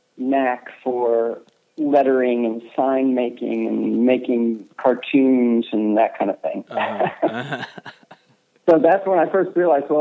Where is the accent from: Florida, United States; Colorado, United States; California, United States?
Florida, United States; Clearwater; moved away; also born or lived in New York; I pretty much grew up on the beach, So it was very outdoorsy